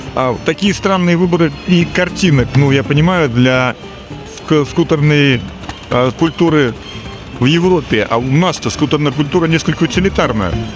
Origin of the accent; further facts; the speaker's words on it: Saint Petersburg, Russia; я из Санкт-Петербурга